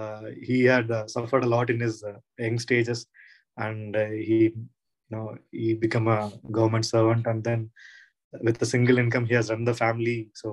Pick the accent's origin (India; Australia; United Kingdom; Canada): India; Tamil Nadu; English is a second language; now in Karnataka, India; he came from, Karnataka to Tamil Nadu, but I came from Tamil Nadu to Karnataka, which I feel very close